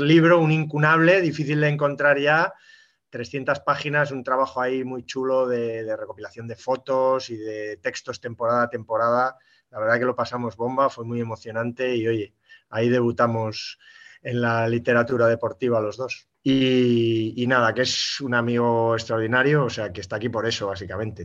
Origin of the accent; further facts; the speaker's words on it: Olite, Navarre, Spain; puedo decir que es mi pueblo, que es Olite